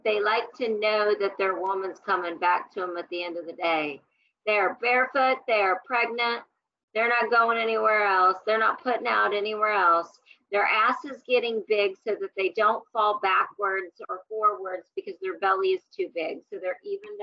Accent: Kansas City, Missouri, United States; I was raised in Kansas City

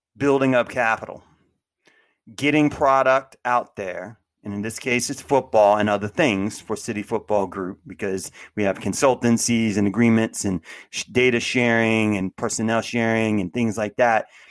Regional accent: United States; born or raised there

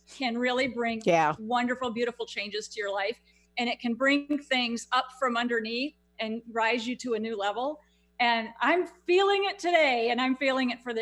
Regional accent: Houston, Texas, United States; my hometown where I live here in Houston

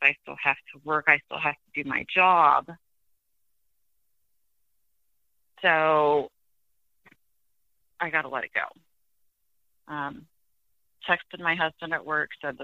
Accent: Iowa, United States; I'm from Iowa

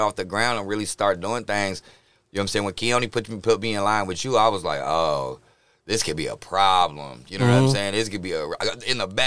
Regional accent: Hayward, California, United States; I was raised in Hayward

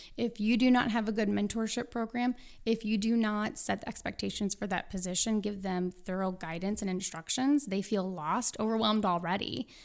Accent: St. Louis, Missouri, United States; I'm from Saint Louis, so your next question would be, which high school did you go

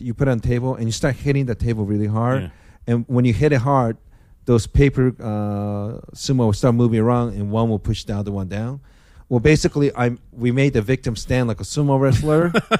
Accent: Japan; first language Japanese; English is a second language; moved away; Japanese is my first language

